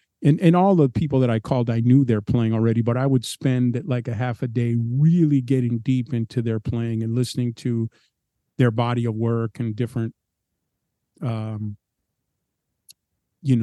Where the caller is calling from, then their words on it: Maryland, United States; I'm in my home in Maryland now.